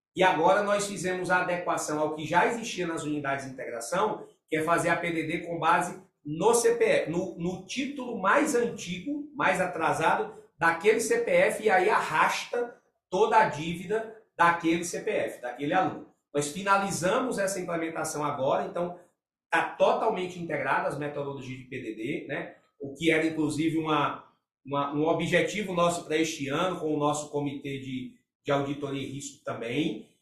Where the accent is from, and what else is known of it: Brazil